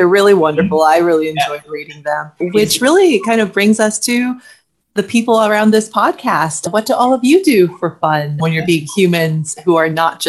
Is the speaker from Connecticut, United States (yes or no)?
no; Chicago, Illinois, United States; I grew up in Chicago, so the Lake Michigan beach was my beach too.